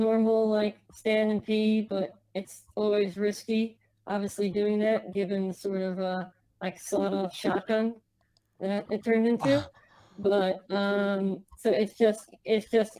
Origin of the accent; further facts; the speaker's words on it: United States; accent: American; I grew up here, so like I'm American. Like my family over living, like they have Lebanese accents, but like I have an American accent